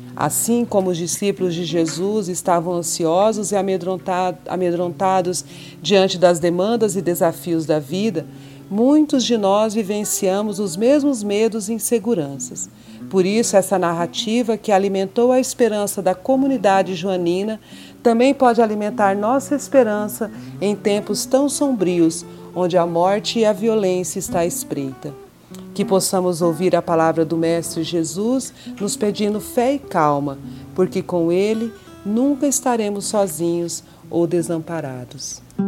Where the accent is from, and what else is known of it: Mato Grosso do Sul, Brazil; born or raised there; also born or lived in São Paulo